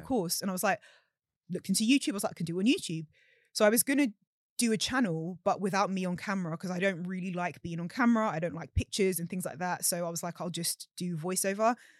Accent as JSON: {"language": "English", "region": "London", "country": "United Kingdom", "tie": "born or raised there", "said": "growing up in London"}